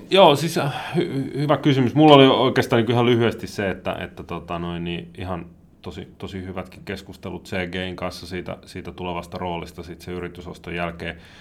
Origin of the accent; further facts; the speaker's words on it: Helsinki, Uusimaa, Finland; moved away as an adult; now in Rusko, Finland; mä oon Helsingistä kotosi, siellä asunut